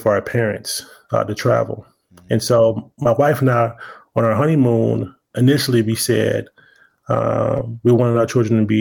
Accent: Washington, District of Columbia, United States; also born or lived in Prince George's County, Maryland; I'm originally from Washington, D.C. I went to high school in Prince George's County.

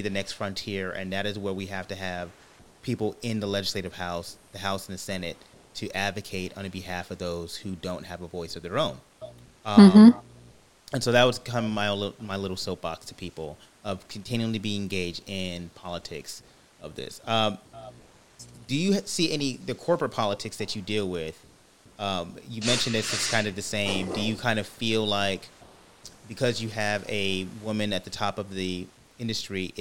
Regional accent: California, United States; moved away; I'm former Californian, strong California roots.

